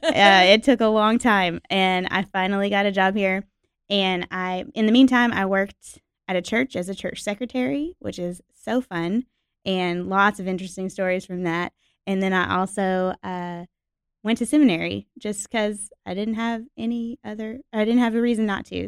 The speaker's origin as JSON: {"language": "English", "town": "Nashville", "region": "Tennessee", "country": "United States", "tie": "born or raised there", "said": "was born and raised in Nashville, Tennessee, Music City"}